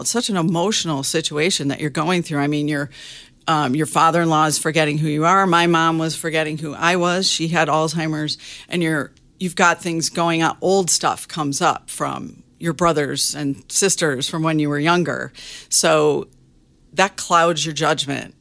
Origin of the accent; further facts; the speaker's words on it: Michigan, United States; moved away as an adult; also born or lived in Arizona; I grew up in Michigan.